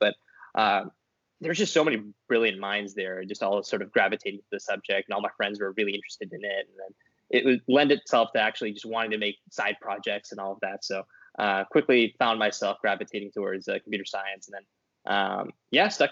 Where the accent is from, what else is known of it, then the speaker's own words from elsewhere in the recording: Bakersfield, California, United States; also born or lived in Stanford; I was raised by Indian American parents, Indian parents, and I'm Indian American in Bakersfield.